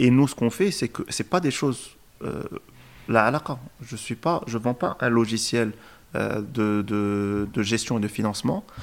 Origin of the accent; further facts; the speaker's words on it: Morocco; Euh, et donc aujourd'hui, en tant que Marocain, on a de la particularité qu'on fait plusieurs choses.